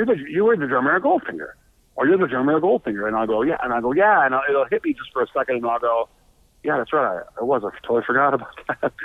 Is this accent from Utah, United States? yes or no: no; Buffalo, New York, United States; moved away as an adult; now in Los Angeles, United States; I'm from Buffalo, New York